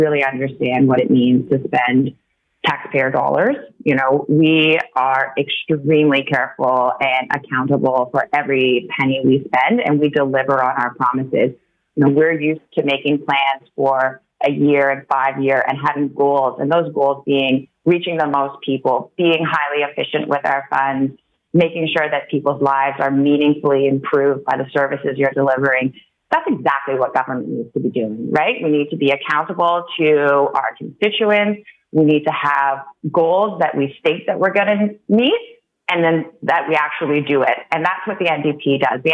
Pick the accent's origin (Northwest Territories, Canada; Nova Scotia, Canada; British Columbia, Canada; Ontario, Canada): Ontario, Canada; Toronto; also born or lived in Vancouver, Canada / Oxford, United Kingdom; I grew up in Toronto